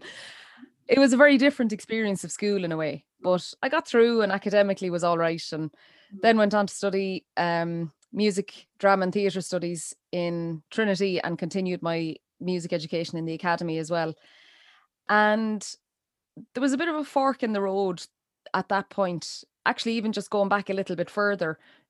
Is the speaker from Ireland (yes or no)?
yes; Portumna, Connacht, Ireland; now in Feakle, Ireland; I'm originally from Galway, from Portumna in East Galway. I'm now living in just outside Feakle in East Clare. And I suppose in the 41 years of going from Portumna all the way to in East Galway to East Clare